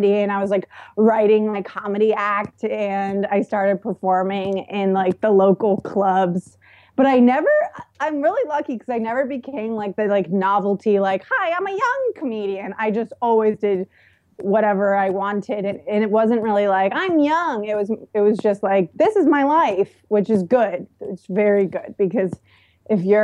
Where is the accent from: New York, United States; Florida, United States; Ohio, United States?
Florida, United States; Tampa; I'm from Tampa